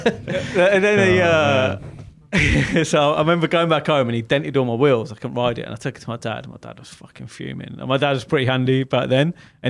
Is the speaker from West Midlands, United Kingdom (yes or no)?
yes; Birmingham, West Midlands, United Kingdom; So obviously I grew up in Birmingham.